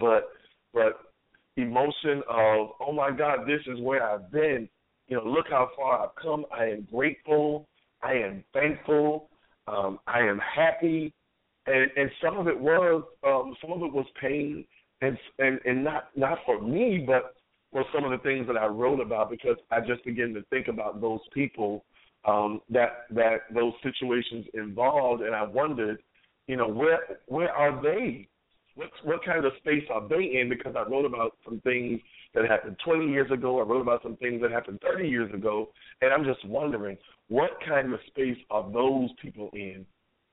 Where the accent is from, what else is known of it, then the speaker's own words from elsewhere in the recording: New York, United States; we come to Virginia from New York